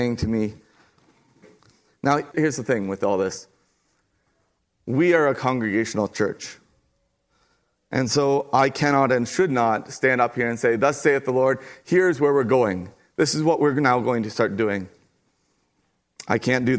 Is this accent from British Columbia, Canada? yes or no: no; Kincardine, Ontario, Canada; Kincardine, Ontario